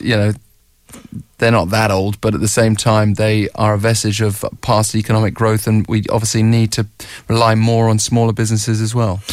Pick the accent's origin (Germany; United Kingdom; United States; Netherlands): United Kingdom; now in Seoul, South Korea; as a British expat myself